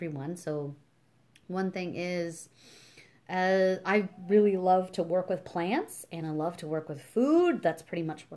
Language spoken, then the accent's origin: English; Canada; also born or lived in Ontario; We're Canadian. Canadian women